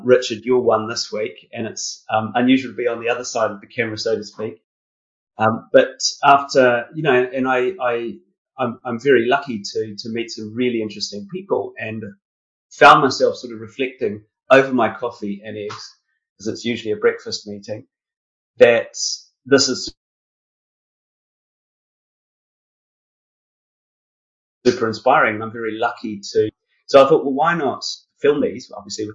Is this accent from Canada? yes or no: no; New Zealand; moved away as an adult; also born or lived in United Kingdom; I grew up in New Zealand.